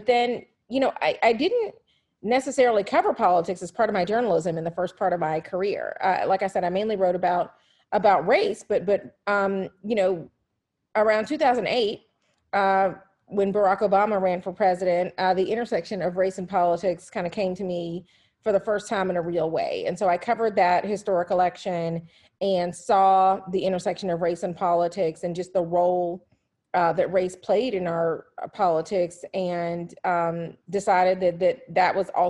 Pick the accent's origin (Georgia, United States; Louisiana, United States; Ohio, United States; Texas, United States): Georgia, United States; Atlanta; moved away; being in Atlanta, which is my hometown